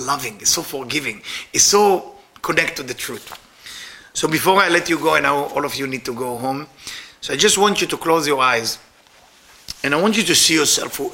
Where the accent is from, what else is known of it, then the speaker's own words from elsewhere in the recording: Israel; moved away; I'm Israeli.